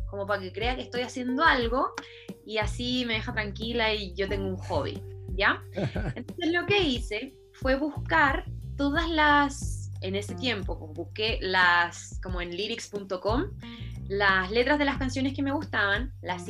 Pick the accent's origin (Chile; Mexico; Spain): Chile; Santiago, Santiago Metropolitan Region; Soy chilena, soy de Santiago